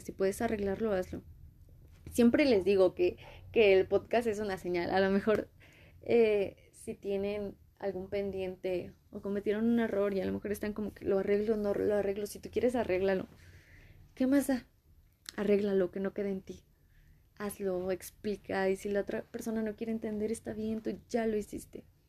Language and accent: Spanish; Mexico; yo soy de México, Latinoamérica.